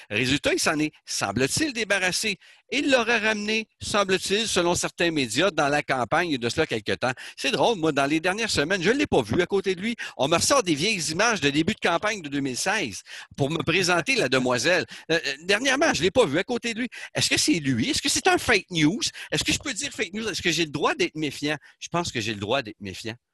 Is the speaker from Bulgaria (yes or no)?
no; Canada; chez nous au Canada